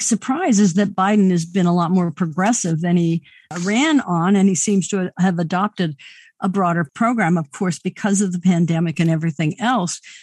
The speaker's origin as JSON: {"language": "English", "region": "Wyoming", "country": "United States", "tie": "born or raised there", "said": "I grew up in the Mountain West"}